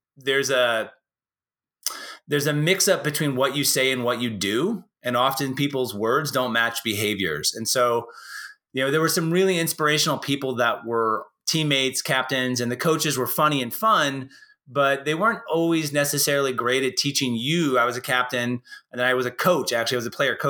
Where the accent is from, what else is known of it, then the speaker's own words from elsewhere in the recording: Portland, United States; also born or lived in San Jose / Staten Island / Tokyo, Japan / Perth, Australia; now in Bend, Oregon, United States; I grew up in Portland